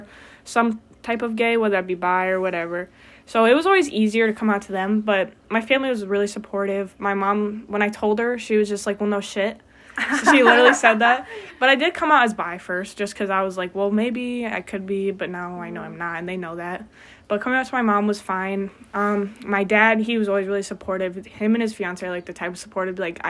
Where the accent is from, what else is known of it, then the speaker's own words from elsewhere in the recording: Portage, Michigan, United States; I'm from Portage, which is, like, 45 minutes away. And it's a relatively small town